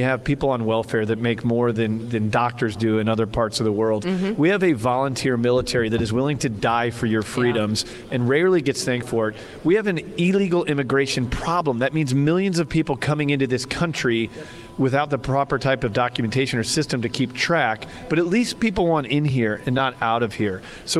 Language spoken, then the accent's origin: English; Midwest, United States; moved away as an adult; now in San Diego, United States; Hey, look, I'm born from the Midwest. I'm from the middle of this country. So my American dream is being raised in the Midwest with a great family and have the opportunity as an entrepreneur to make my way to San Diego and live out my American dream.